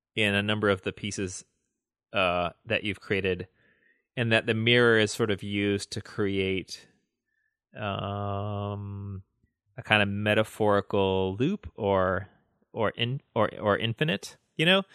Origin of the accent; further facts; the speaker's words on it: the South, United States; I grew up in the South.